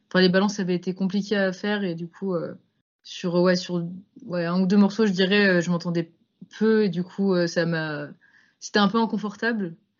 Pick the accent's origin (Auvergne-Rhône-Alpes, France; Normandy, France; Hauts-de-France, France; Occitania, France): Auvergne-Rhône-Alpes, France; Lyon; also born or lived in Grenoble; Je suis de Lyon, moi. Lyon, Grenoble